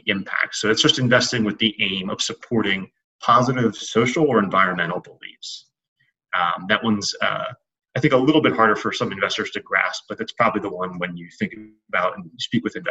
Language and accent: English; Philadelphia, Pennsylvania, United States; moved away as an adult; now in New York City, United States; I grew up in Philadelphia